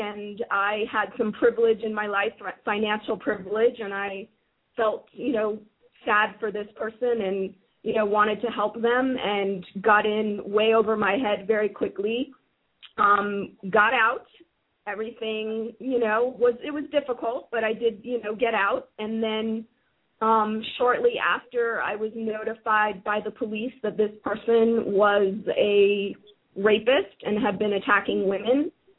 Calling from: United States; I'm calling from the United States.

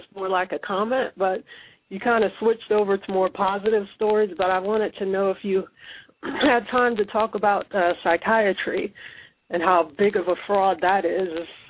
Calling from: Ohio, United States; from Ohio.

